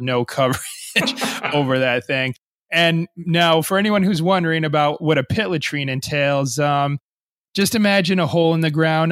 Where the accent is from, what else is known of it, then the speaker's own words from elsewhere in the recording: United States; also born or lived in Gambia / Japan; growing up in a Western uh, country like the United States